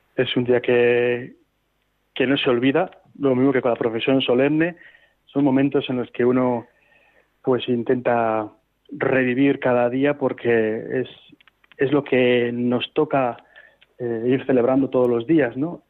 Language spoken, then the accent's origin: Spanish; Laredo, Cantabria, Spain; ahí ya sí pude hacerlo en mi tierra, aquí en Cantabria